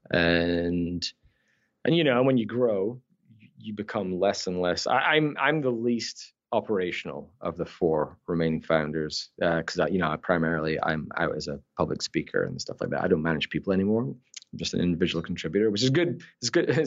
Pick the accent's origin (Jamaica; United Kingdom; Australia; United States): United Kingdom; Scotland; accent: Scottish Canadian; also born or lived in Newcastle upon Tyne, England; born in the north of England. Uh, I'm a Geordie, Newcastle, but I moved to Scotland when I was ten. Yes. And so I then thing is because I acquired a Scottish accent.